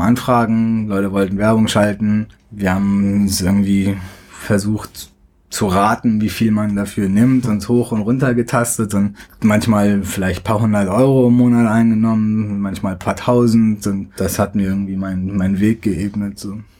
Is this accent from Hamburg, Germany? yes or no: yes; Hamburg, Germany; born or raised there; moved away as an adult; also born or lived in Tehran, Iran; now in United States